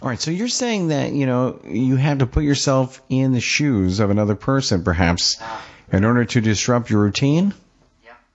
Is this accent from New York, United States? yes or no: yes; Long Island, New York, United States; I'm from Long Island